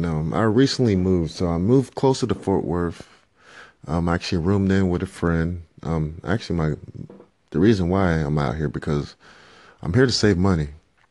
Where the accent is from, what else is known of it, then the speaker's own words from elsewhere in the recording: Liberia; or even go back to my home country and to provide for my family. And as I end this part of the 5 minutes, you know, earlier this week, you know, I got a random call from a family member back in Liberia.